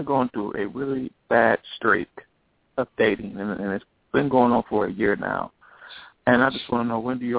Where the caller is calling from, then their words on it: Las Vegas, Nevada, United States; I'm calling from Las Vegas, of course.